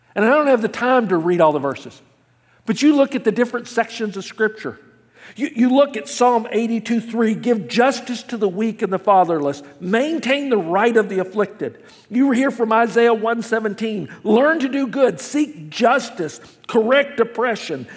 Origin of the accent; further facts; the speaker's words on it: Memphis, Tennessee, United States; now in California, United States; I grew up in the South. The city I grew up in, Memphis, Tennessee